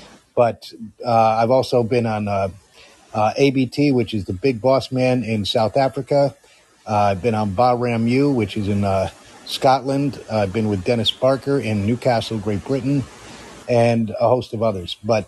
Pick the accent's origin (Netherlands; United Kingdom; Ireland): Netherlands; Amsterdam, North Holland; where I grew up in Amsterdam in 1969 to 1973. I went through high school there and then went to college after that and then went into the military.